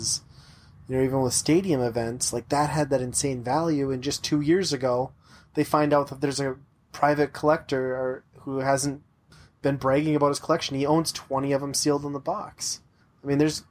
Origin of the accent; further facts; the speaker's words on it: Upper Midwest, United States; in the upper Midwest, we all grew up in really small towns